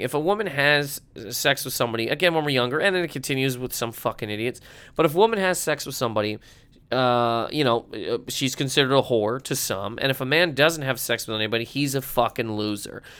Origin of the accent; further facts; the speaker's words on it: Halifax, Nova Scotia, Canada; my hometown of Halifax, Nova Scotia